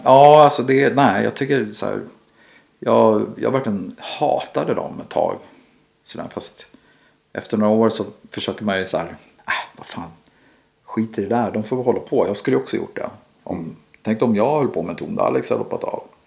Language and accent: Swedish; Sweden; som svensk också. Mm. Vi, man är uppväxt med det här